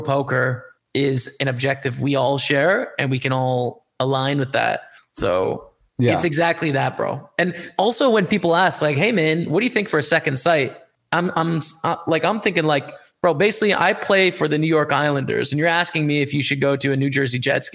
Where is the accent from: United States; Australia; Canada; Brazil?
Canada; As a Canadian, right? I use Canadian dollars